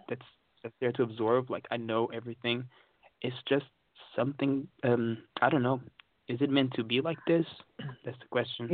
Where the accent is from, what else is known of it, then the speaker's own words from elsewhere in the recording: Portugal; now in London, United Kingdom; I'm from uh, Portugal